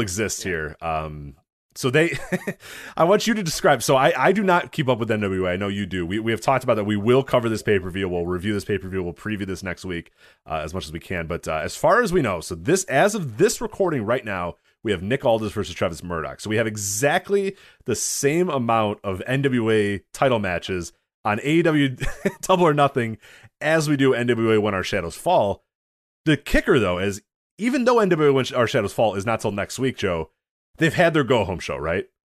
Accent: United States; I'm American.

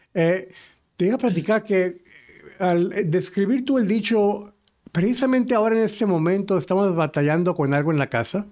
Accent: northern Mexico, Mexico; en el norte de México, donde yo soy

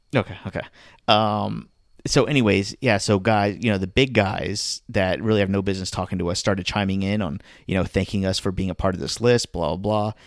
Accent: Miami, Florida, United States; moved away; my hometown, my, my, this is my team.

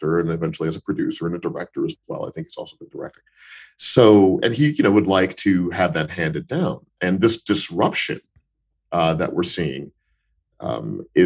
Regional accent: Missouri, United States; When I grew up in Missouri in the United States, in the American Midwest

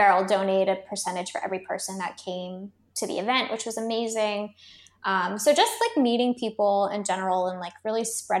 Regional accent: California, United States; now in Australia; we are based in Australia, but we're more so from California

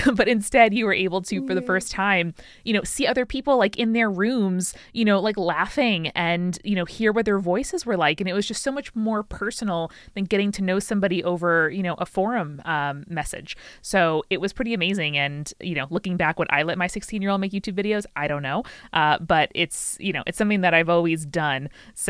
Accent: New York, United States; I, you know, I'm from New York. I got a degree in English.

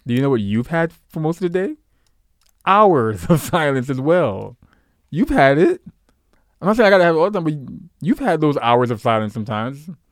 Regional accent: New York, United States; I grew up in New York

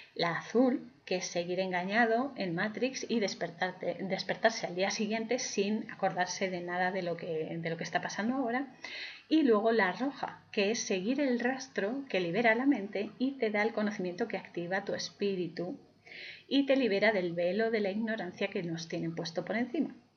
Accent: Spain; yo soy, em, soy española

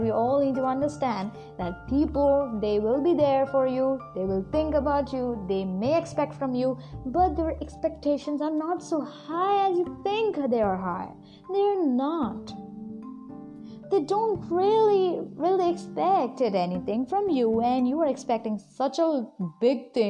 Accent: India; from India

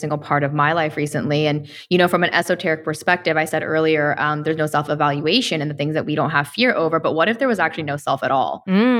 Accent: Tennessee, United States; a creator who moved to Tennessee, which is actually my home state.

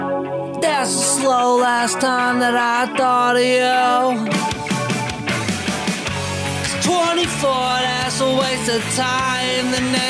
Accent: the South, United States; I'm from the South. Yeah, I say y'all.

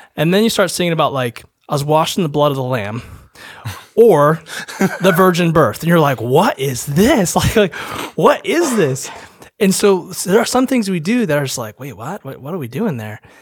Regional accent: Holland, Michigan, United States; moved away as an adult; also born or lived in Naperville, Illinois; I'm from Holland, Michigan, and, uh, I was a y-, youth pastor for a long time in Chicago area

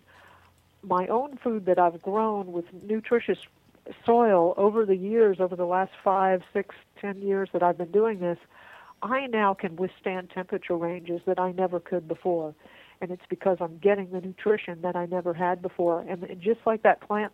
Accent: Florida, United States; now in Texas, United States; I was originally from Florida

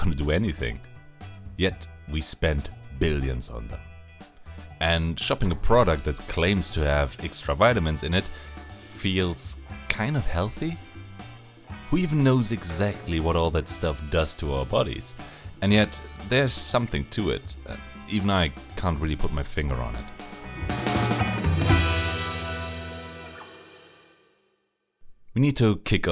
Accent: Germany; I'm a pharmacist from Germany

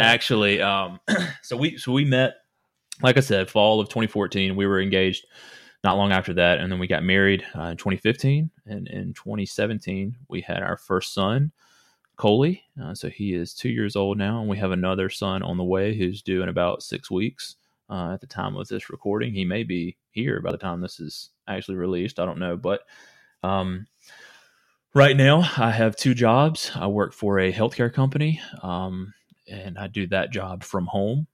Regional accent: Henderson, North Carolina, United States; now in Wake Forest, United States; I was, uh, born and raised in Henderson, North Carolina, which is a small town

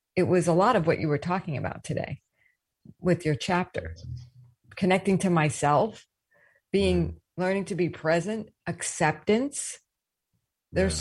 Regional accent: East Coast, United States; moved away; also born or lived in the South; I grew up on the East Coast, rough around the edges, though I did go to the South for school

